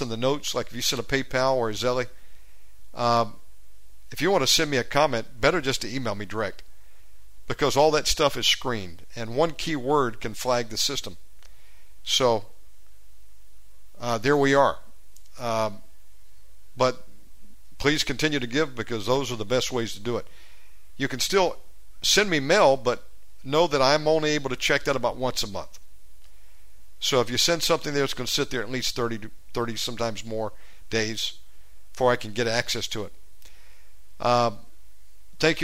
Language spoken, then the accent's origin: English; United States; moved away; I have to maintain a USA phone number as an American